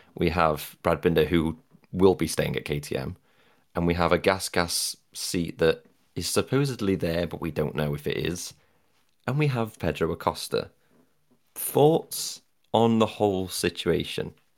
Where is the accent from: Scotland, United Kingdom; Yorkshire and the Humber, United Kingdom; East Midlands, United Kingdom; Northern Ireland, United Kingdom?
East Midlands, United Kingdom; Derbyshire; I'm from Derbyshire